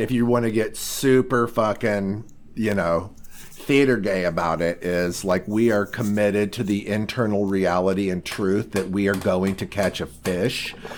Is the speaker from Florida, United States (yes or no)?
no; Indiana, United States; We're, we're both from Indiana.